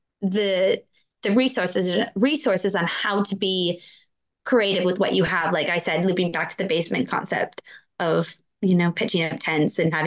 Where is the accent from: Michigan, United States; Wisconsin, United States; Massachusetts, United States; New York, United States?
Wisconsin, United States; I grew up in Wisconsin